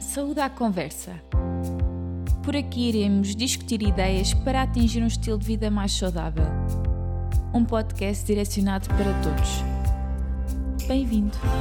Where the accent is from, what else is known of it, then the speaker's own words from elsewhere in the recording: Portugal; porque somos portuguesas